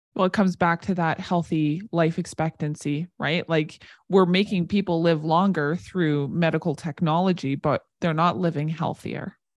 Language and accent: English; Warman, Saskatchewan, Canada; I grew up outside of Warman